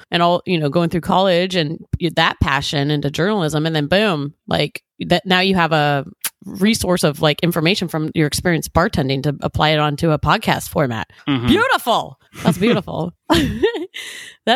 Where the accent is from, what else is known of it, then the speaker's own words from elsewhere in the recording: Live Oak, California, United States; I lived in Live Oak. I grew up in Live Oak.